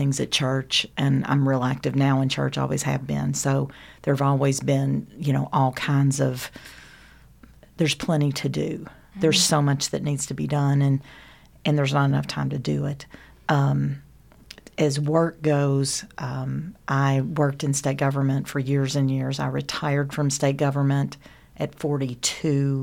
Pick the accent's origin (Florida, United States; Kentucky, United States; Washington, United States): Kentucky, United States; Frankfort; I grew up in Frankfort.